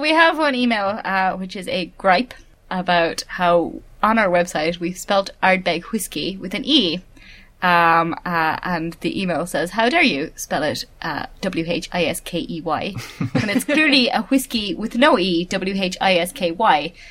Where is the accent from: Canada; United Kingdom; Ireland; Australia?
Ireland; I'm Irish, not mm. English